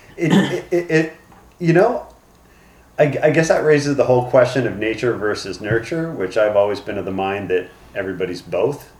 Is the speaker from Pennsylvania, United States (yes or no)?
yes; Newtown Square, Pennsylvania, United States; also born or lived in Arizona; I was born in Arizona, grew up in Newtown Square in uh, Pennsylvania, which is a suburb about 30 minutes outside of Philadelphia